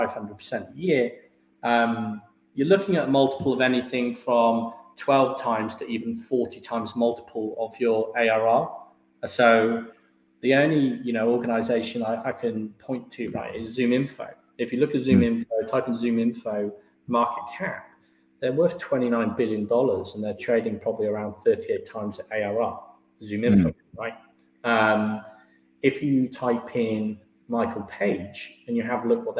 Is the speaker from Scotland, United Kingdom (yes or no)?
no; Herefordshire, West Midlands, United Kingdom; moved away as an adult; now in London, United Kingdom; I'm from Herefordshire. We're quite an agricultural county